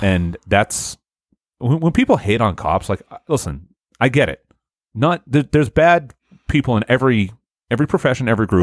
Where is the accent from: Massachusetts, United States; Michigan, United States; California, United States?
Massachusetts, United States; Haverhill; I, from Haverhill.